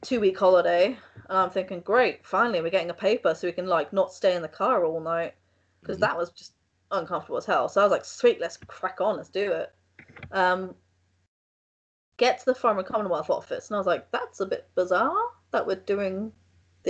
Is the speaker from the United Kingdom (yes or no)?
yes; England, United Kingdom; I'm from England